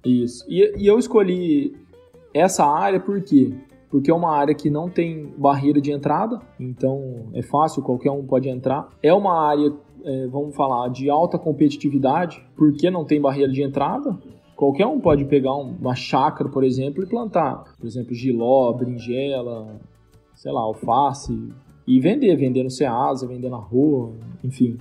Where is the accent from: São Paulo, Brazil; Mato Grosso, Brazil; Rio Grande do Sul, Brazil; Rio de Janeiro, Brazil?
São Paulo, Brazil; São José do Rio Preto; also born or lived in Viçosa, Minas Gerais / United States; sou do interior de São Paulo, noroeste paulista, aqui de São José do Rio Preto